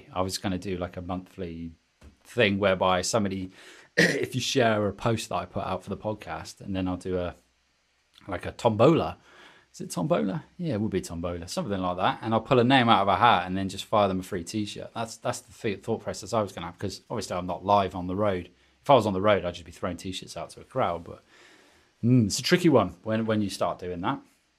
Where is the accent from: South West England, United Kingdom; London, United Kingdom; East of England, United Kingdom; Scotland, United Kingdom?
South West England, United Kingdom; Taunton; Taunton. I tell a lie. My hometown